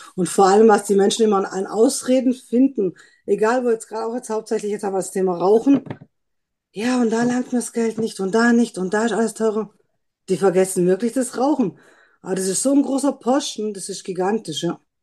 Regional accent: Trossingen, Baden-Württemberg, Germany; bin aus Trossingen

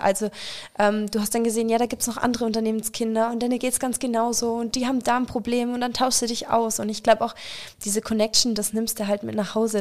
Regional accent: Stuttgart area, Baden-Württemberg, Germany; ich komme aus der Stuttgarter Ecke tatsächlich

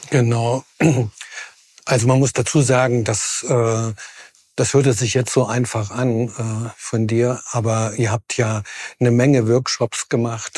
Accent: Jena, Thuringia, Germany; Ich bin in Jena geboren

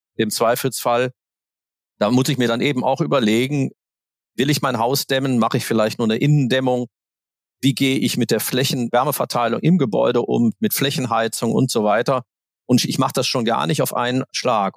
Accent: Aachen, North Rhine-Westphalia, Germany; moved away; Ich komme ursprünglich aus Aachen

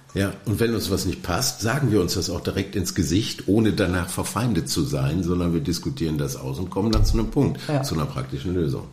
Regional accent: Oberhausen, North Rhine-Westphalia, Germany; Ich komme gerne aus Oberhausen

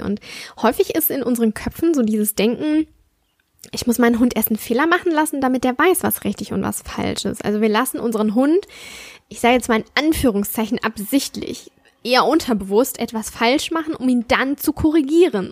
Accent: Southern Germany, Germany; Bei uns im Süden

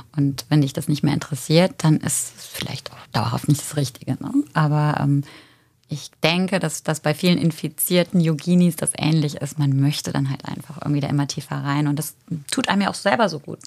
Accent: Germany; moved away as an adult; also born or lived in Paris; now in Cologne, Germany; ich komme nicht ursprünglich aus Köln, obwohl ich mich schon so ein bisschen wie Kölschmädche fühle. Ich komme aus der Eifel und wollte eigentlich äh, nach dem Abi so schnell wie möglich weg

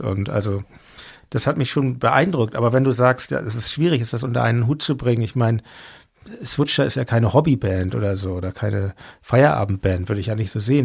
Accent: Hamburg, Germany; now in Berlin, Germany; ich bin in Hamburg aufgewachsen, meine Eltern sind Berliner

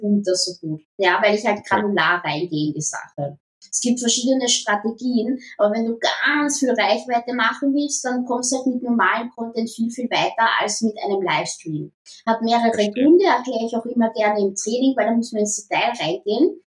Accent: Vienna, Austria; Ah, ich bin am Randbezirk in Wien aufgewachsen

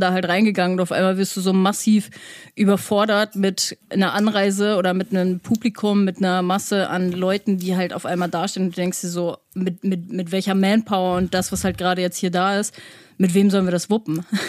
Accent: Germany; wenn du als Deutscher hinkommst, ich meine, ich komme generell vom Land

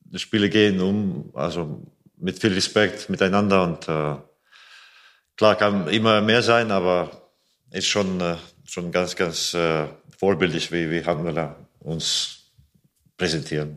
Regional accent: Riga, Latvia; German is a second language; moved away as an adult; also born or lived in Iceland / Germany; now in Melsungen, Germany; Lettland ist mein Geburts äh, mhm. Geburtsland

